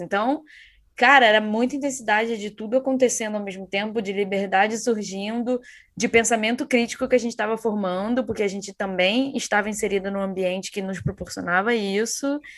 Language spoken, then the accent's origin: Portuguese; São João de Meriti, Rio de Janeiro, Brazil; moved away as an adult; also born or lived in Niterói; eu me mudei de São João de Meriti para Niterói